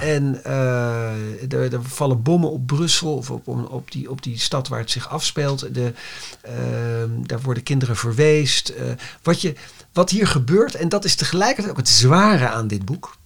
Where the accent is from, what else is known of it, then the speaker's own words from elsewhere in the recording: Netherlands; wij als Nederlanders